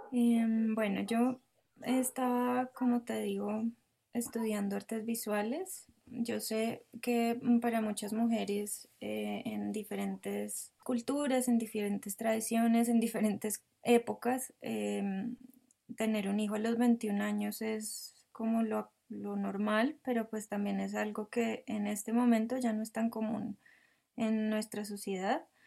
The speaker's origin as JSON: {"language": "Spanish", "town": "El Rosal", "region": "Cundinamarca", "country": "Colombia", "tie": "born or raised there", "lives_now": "Bogotá, Colombia", "said": "nací en Bogotá, pero mis padres vivían en El Rosal, que es un, un pueblo pequeño cerca de Bogotá. Em, allí pasé pues toda mi infancia"}